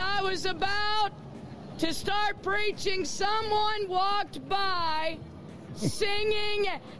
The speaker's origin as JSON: {"language": "English", "country": "United States", "said": "I come from America, and I've come here to preach the gospel."}